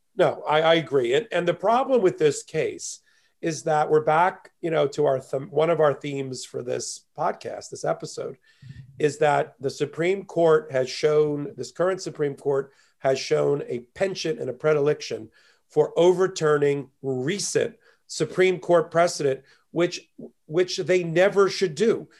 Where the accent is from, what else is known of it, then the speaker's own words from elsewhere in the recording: near Asbury Park, New Jersey, United States; moved away as an adult; also born or lived in Miami, Florida; now in New York, United States; I was born and raised an hour south of Manhattan in a little town next to Asbury Park, New Jersey